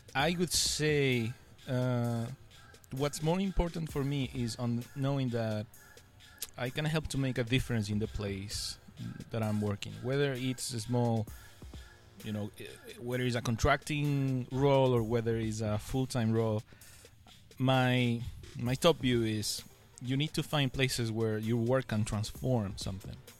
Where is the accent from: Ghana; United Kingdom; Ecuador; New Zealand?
Ecuador; first language Spanish; English is a second language; now in Shanghai, China; I, I come from Ecuador. It's a country Ecuador. in South America, uh. and my main language is Spanish